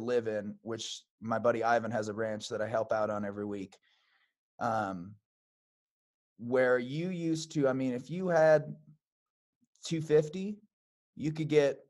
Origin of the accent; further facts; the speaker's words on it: Billings, Montana, United States; born there; now in Red Lodge, United States; I was born in Billings, but I've been here in Montana 12 years now. I live in Red Lodge, so I'm down in the Beartooths.